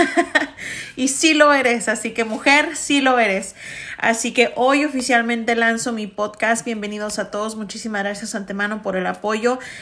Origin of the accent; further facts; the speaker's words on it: Chicago, Illinois, United States; yo soy una primera generación mexicoamericana, primera generación latina, chicana